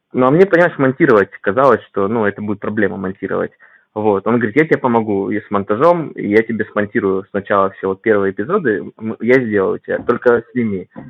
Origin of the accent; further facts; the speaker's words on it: Vladivostok, Primorsky Krai, Russia; moved away as an adult; now in Moscow Oblast, Russia; я родом из Владивостока